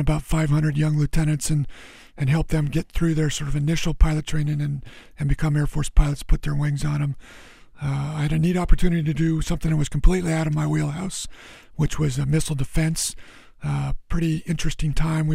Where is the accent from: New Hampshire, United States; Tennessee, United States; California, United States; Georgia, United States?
California, United States; Los Angeles; I grew up in Los Angeles.